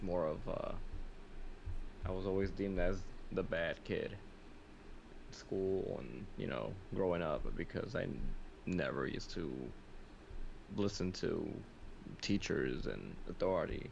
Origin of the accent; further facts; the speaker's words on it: New York City, New York, United States; I was raised in the South Bronx